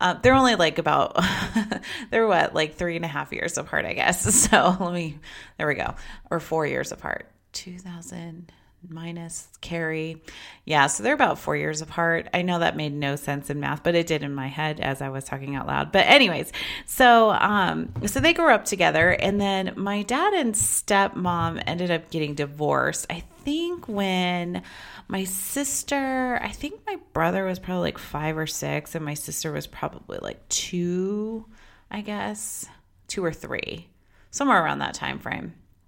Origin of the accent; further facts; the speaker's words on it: Las Vegas, Nevada, United States; born there; I live in Las Vegas now, and I was born here in Las Vegas, but I have a really strong tie to Las Vegas